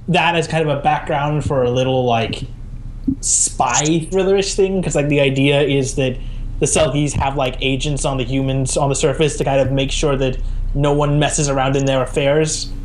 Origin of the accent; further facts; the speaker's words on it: Scotland, United Kingdom; because I'm like Scottish.